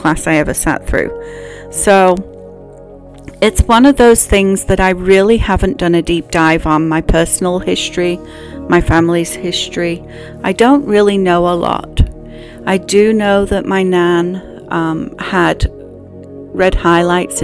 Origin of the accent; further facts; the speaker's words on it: England, United Kingdom; moved away; from my voice, you can tell I grew up in England.